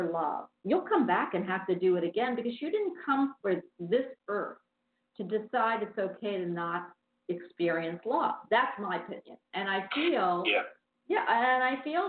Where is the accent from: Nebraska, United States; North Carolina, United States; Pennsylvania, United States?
Pennsylvania, United States; Philadelphia; also born or lived in Havertown; I was raised in Philadelphia